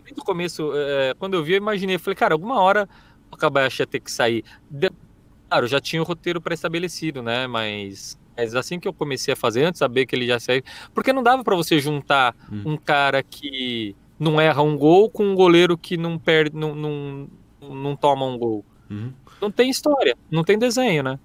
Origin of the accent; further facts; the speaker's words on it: Presidente Prudente, São Paulo, Brazil; moved away; Eu, eu, sou do interior, né? Sou de Presidente Prudente.